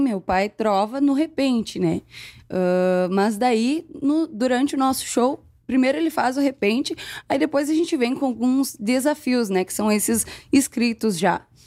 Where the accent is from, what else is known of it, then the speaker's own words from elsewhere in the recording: Canela, Rio Grande do Sul, Brazil; Sou de cima da serra, sou de Canela.